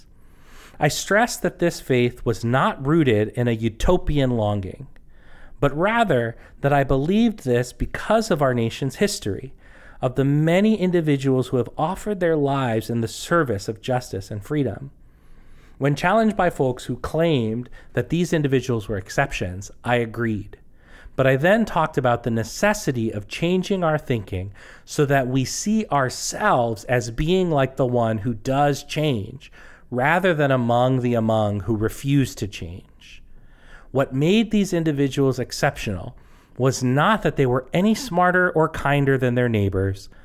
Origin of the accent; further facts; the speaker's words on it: United States; I'm an American, whether I want to be or not